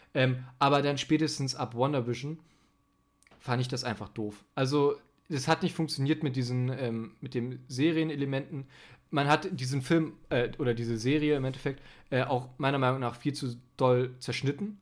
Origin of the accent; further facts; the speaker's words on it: Germany; ich bin Deutscher, mein Englisch ist leider nicht so gut